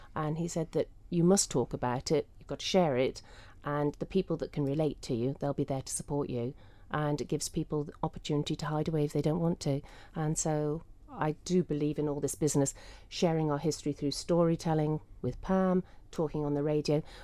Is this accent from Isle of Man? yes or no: yes; Isle of Man; growing up in the Isle of Man